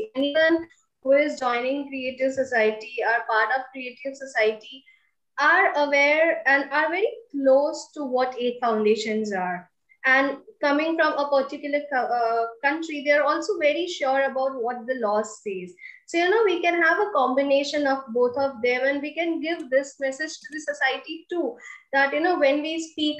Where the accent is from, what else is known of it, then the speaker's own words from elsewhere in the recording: India; I'm coming from India